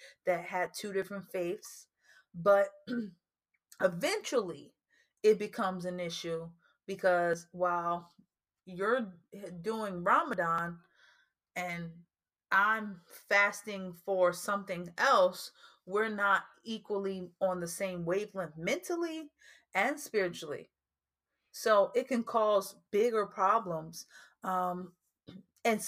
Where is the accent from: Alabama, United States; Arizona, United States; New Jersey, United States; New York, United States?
New Jersey, United States; we're originally from New Jersey, so our projects is more high rises.